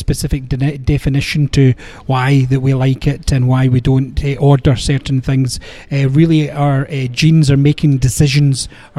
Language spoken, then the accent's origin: English; Scotland, United Kingdom; being Scottish, I came to whiskey very early when I was young, as part of family tradition